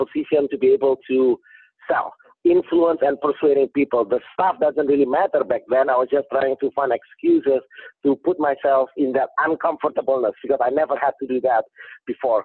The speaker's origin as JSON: {"language": "English", "country": "Indonesia", "tie": "born or raised there", "second_language": "English", "moved": "as an adult", "lives_now": "California, United States", "said": "I didn't born here. I was born in Indonesia. They sent me to school here. I was an international student"}